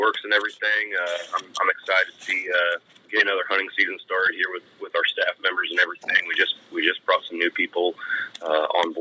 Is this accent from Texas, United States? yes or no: yes; Texas, United States; I'm from Texas